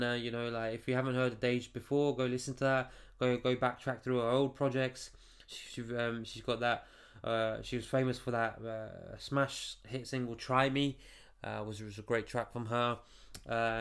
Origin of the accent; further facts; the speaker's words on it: Stevenage, East of England, United Kingdom; I'm from Stevenage in the UK, you know, just outside of London